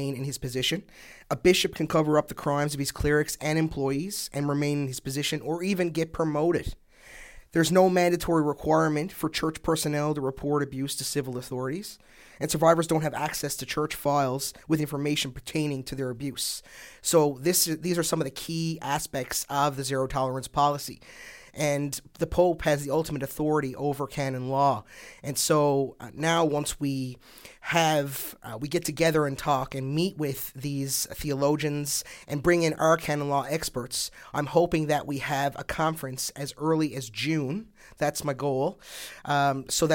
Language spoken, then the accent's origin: English; Newfoundland and Labrador, Canada; I'm a Newfoundlander and Labradorian